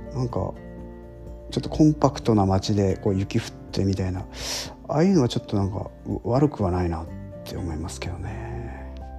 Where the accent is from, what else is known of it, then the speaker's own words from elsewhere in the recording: Hokkaido, Japan; also born or lived in Tokyo / Nagano; now in Kyushu, Japan; 自分はですね、えー、北海道生まれ、えー、北海道育ち